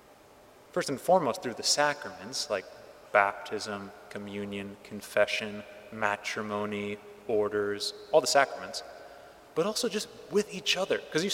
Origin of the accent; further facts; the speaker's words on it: California, United States; my home state of California